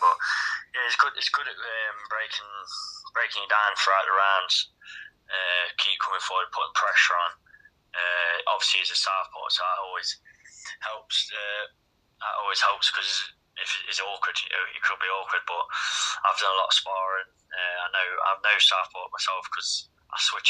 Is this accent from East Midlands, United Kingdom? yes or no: yes; Derby, East Midlands, United Kingdom; my hometown